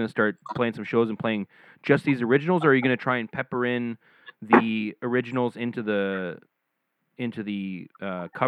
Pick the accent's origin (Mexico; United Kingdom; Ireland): United Kingdom; Scotland; I'm I'm from Scotland, so I love